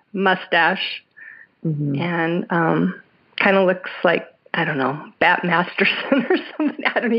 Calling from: Denver, Colorado, United States; I'm calling from Denver area, Colorado.

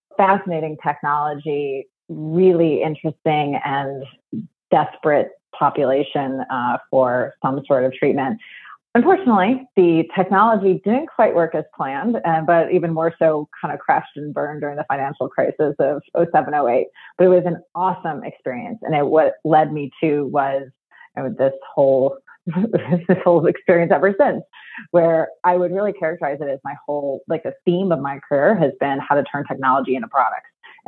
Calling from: Chicago, Illinois, United States; From Chicago, Illinois.

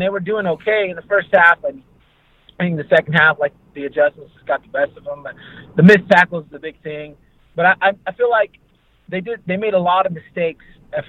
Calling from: Fresno, California, United States; from Fresno, Fresno, California.

